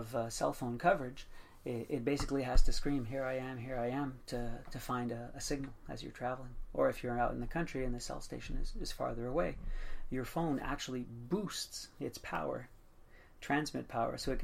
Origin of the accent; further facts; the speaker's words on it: Montreal, Quebec, Canada; also born or lived in Portugal; Even though I wasn't born here, I've been in Montreal pretty much all my life. And it's the only country I've ever known, so for sure I'm Canadian